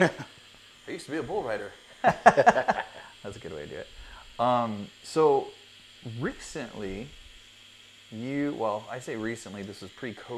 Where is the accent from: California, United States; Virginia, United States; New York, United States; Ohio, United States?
California, United States; moved away as an adult; I'm a transplant from California, and just adjust that really quick. So I'm a transplant from California, and came out here for work.